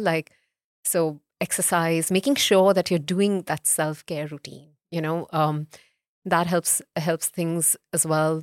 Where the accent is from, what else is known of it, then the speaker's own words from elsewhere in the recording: Mumbai, Maharashtra, India; also born or lived in North India; I'm, I'm North Indian by, um, heritage, but I grew up in, in, um, in Bombay